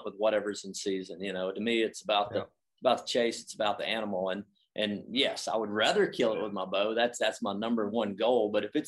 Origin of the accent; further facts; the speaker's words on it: the South, United States; moved away; I grew up in the South